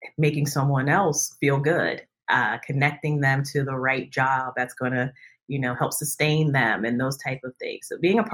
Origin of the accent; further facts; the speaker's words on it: New Jersey, United States; now in Northern Virginia, United States; I hail from New Jersey, but I now live in Northern Virginia outside of Washington, D.C.